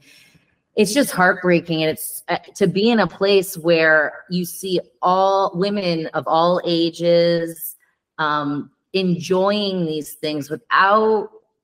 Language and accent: English; Los Angeles, California, United States; moved away as an adult; also born or lived in Denver; now in Piedmont, Italy; a woman growing up in Los Angeles